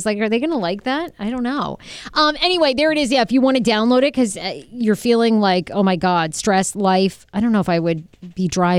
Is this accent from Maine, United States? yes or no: yes; Maine, United States; moved away; I grew up in Maine. There was nothing to do but drink and fuck.